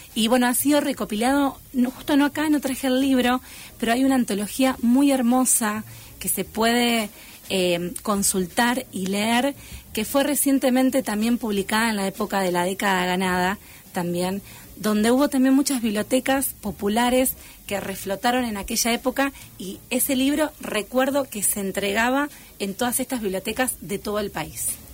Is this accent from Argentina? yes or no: yes; Pergamino, Buenos Aires Province, Argentina; yo soy de Pergamino, oriunda